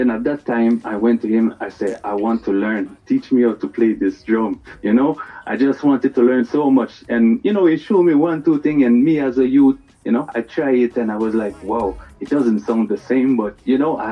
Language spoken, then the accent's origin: English; Montreal, Quebec, Canada; I was born in Montreal, Canada